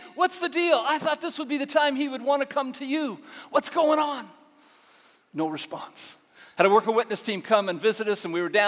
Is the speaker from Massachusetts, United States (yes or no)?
no; Northern California, United States; moved away as an adult; now in Uganda; I grew up in Northern California on a dairy farm